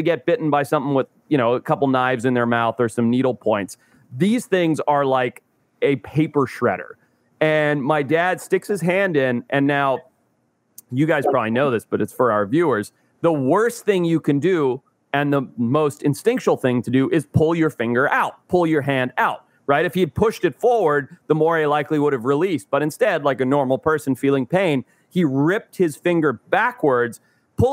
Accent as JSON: {"language": "English", "country": "Zimbabwe", "tie": "born or raised there", "moved": "yes", "said": "I grew up in Zimbabwe"}